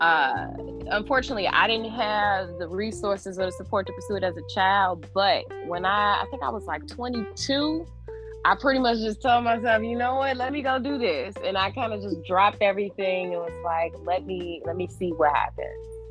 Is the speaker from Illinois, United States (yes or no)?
yes; Chicago, Illinois, United States; I was raised here. I was born and raised here.